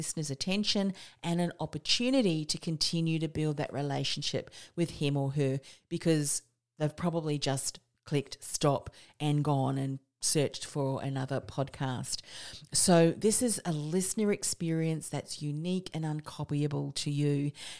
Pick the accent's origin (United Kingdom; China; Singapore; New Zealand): New Zealand; also born or lived in Australia; I'm a Kiwi Aussie, so if you're not understanding my accent